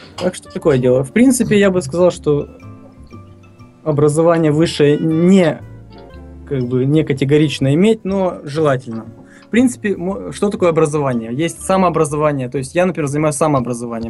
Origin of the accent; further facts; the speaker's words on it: Tiraspol, Transnistria, Moldova; Родился я и вырос в Тирасполе, в Приднестровье, фактически Молдова